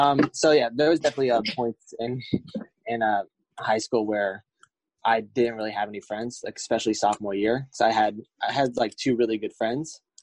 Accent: Hollywood, Florida, United States; We're both from South Florida, around the same area. So from Hollywood, Florida

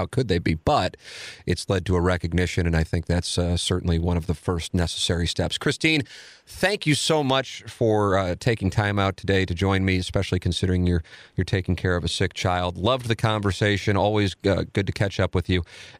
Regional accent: St. Louis, Missouri, United States; as a native St. Louisan, someone who grew up in the city, owns businesses in the city

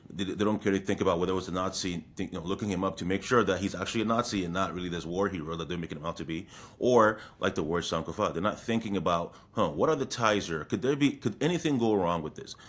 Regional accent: Brampton, Ontario, Canada; I'm from Brampton

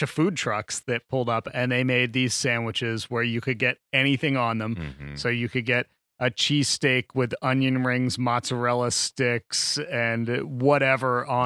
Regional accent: New Jersey, United States; I grew up in New Jersey.

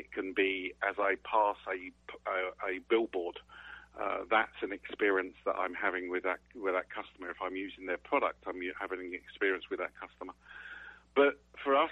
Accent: England, United Kingdom; moved away as an adult; now in Sarasota, United States; You can tell from my accent, I was actually originally born in England

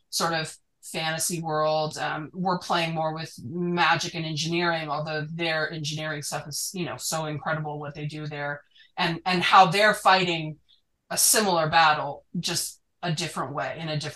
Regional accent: Utah, United States; I didn't grow up conservative, but I did grow up in Utah.

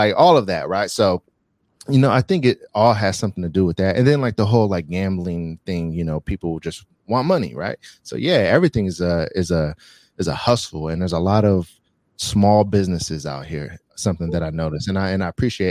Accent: Bay Area, California, United States; now in Las Vegas, United States; So I'm from the Bay Area. Right. So San Francisco, Oakland area. Right. Shout out Fairfield.

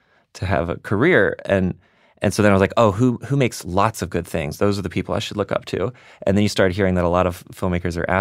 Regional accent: the South, United States; And I'm from the South. Like, right. I'm like a third or fourth generation redneck.

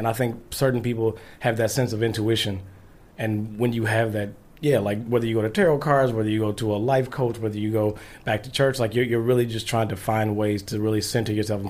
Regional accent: Grand Rapids, Michigan, United States; moved away; I am from Grand Rapids, Michigan.

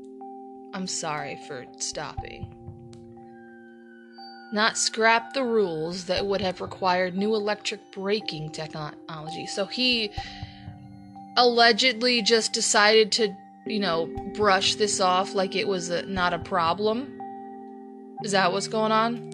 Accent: Toledo, Ohio, United States; in Ohio, especially in my hometown

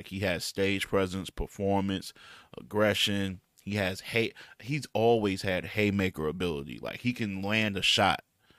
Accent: Midwest, United States; I'm from the Midwest. That's the region I know.

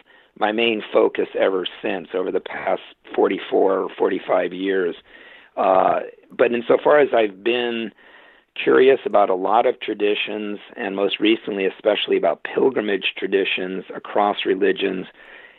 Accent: Litchfield, Connecticut, United States; moved away as an adult; also born or lived in Williamstown, Massachusetts / Kyoto, Japan / Claremont, California; I was brought up a Congregationalist, one Protestant dominant denomination in rural Connecticut, in my hometown of Litchfield, Connecticut

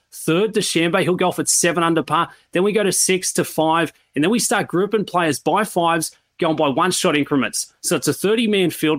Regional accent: Sydney, New South Wales, Australia; moved away; I, I come from Sydney

